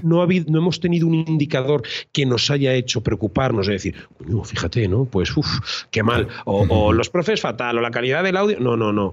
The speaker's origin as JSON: {"language": "Spanish", "town": "Cuenca", "region": "Castilla-La Mancha", "country": "Spain", "also_born_or_lived": "Madrid", "moved": "yes", "lives_now": "Tenerife, Spain", "said": "yo soy de Cuenca y era maestro en Madrid y ahora soy fotógrafo y vivo en Tenerife"}